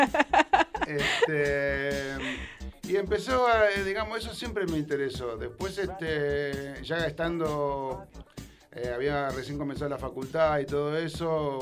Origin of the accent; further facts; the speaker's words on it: Rosario, Santa Fe, Argentina; Yo soy de Rosario